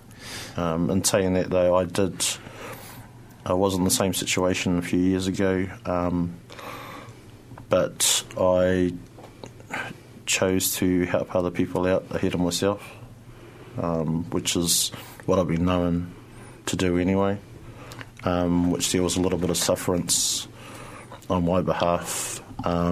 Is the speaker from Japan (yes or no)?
no; Tauranga, Bay of Plenty, New Zealand; moved away; Originally from Tauranga